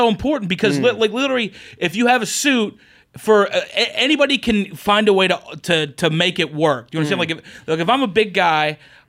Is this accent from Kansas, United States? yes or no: no; Oklahoma, United States; I'm from Oklahoma